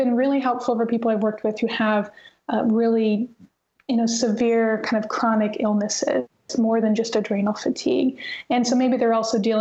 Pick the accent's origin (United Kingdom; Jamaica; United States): United States; North Missouri; growing up in North Missouri, I mean, gosh, I don't remember wearing shoes very much when I was a child